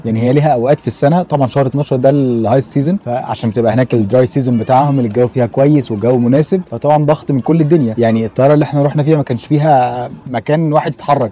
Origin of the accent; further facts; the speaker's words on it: Egypt; واحنا كناس مصريين